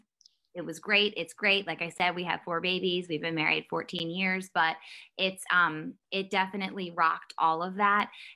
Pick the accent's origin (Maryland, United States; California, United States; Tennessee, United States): Maryland, United States; I grew up and am still in Maryland